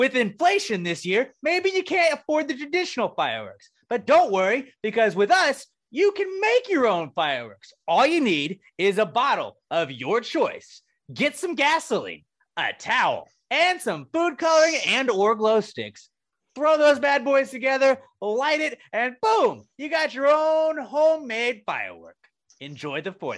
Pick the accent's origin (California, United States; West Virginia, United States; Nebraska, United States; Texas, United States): Texas, United States; we're from Texas